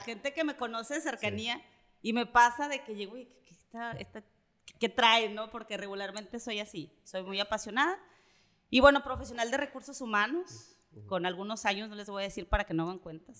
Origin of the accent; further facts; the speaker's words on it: Mexico City, Mexico; moved away as an adult; also born or lived in Nuevo León; now in Monterrey, Mexico; yo soy chilanga, nací en la Ciudad de México